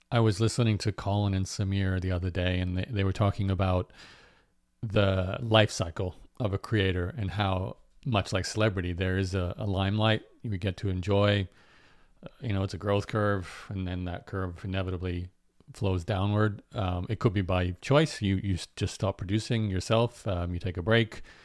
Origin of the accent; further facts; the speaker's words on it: Australia; where I grew up in Australia, there was …